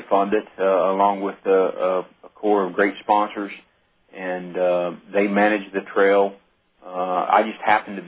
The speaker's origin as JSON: {"language": "English", "town": "Ponca City", "region": "Oklahoma", "country": "United States", "tie": "born or raised there", "said": "that is my hometown, and I've lived here since 1970, and it's a great bunch of people here in Ponca"}